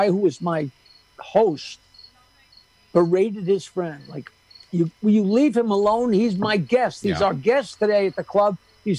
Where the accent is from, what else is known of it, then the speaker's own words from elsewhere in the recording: New York, United States; Growing up on Long Island, I couldn't believe it.